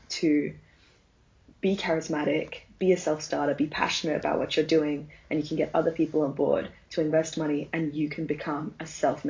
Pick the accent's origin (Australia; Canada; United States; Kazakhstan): Australia; To be honest, as an Australian